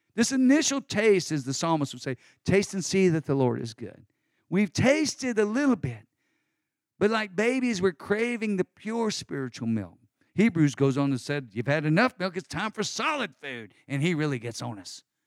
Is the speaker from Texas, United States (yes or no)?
yes; Texas, United States; I'm a Texan